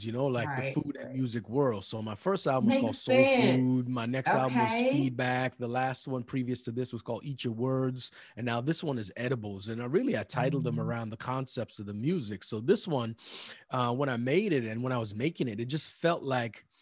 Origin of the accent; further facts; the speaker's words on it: Edmonton, Alberta, Canada; I grew up in Edmonton, Alberta, Canada